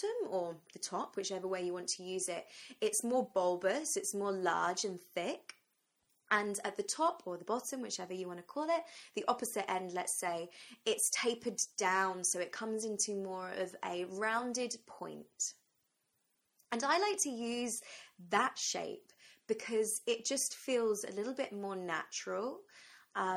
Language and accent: English; England, United Kingdom; also born or lived in London; So I'm from England, I'm in London